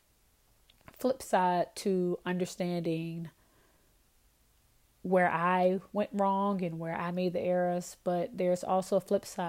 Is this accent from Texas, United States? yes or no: no; Virginia, United States; moved away as an adult; now in Louisiana, United States; I am originally from Virginia. I moved to Louisiana